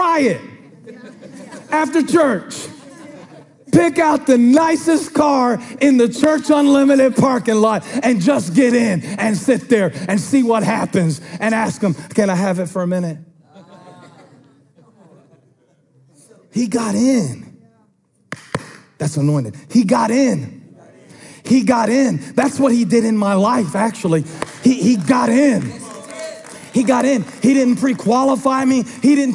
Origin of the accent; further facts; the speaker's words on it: Moncks Corner, South Carolina, United States; I grew up in Monk's Corner United Methodist Church